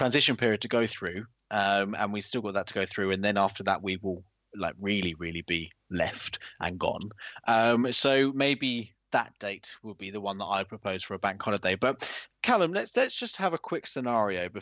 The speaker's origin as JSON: {"language": "English", "country": "United Kingdom", "said": "we are British people"}